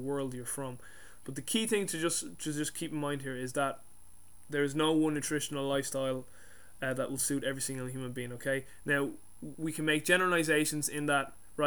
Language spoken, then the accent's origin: English; Ireland; I'm Irish